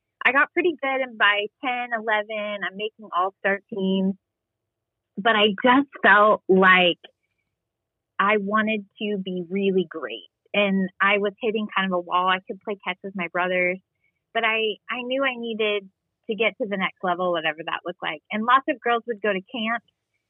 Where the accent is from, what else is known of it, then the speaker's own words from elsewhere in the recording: Southern Illinois, United States; now in Texas, United States; I grew up in Southern Illinois, but on the border of Indiana, Illinois